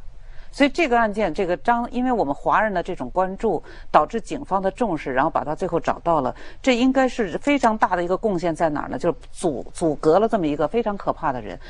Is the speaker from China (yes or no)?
yes; China; 对，因为我们中国人，我们的观念，这个东西是很重要的。